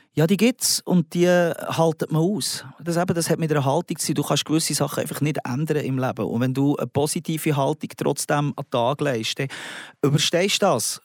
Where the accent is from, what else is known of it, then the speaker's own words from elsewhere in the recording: Switzerland; als Schweizer Mundartkünstler